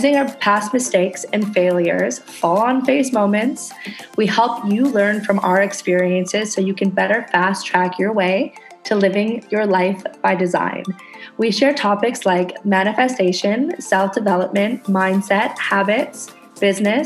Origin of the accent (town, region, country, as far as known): Canada; now in Indonesia